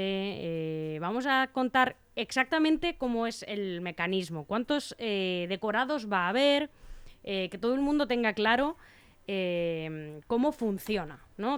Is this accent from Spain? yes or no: yes; Spain; como somos los españoles